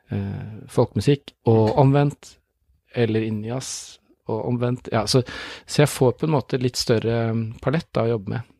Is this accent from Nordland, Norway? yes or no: no; Oslo, Norway; moved away as an adult; now in Tromsø, Norway; Jeg er født i Oslo, men nå har jeg bodd mer enn halve livet i Tromsø.